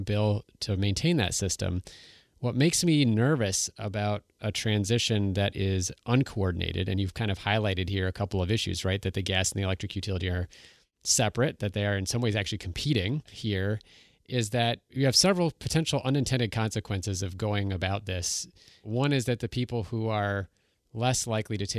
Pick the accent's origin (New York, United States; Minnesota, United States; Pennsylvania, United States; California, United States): Minnesota, United States; I'm from Minnesota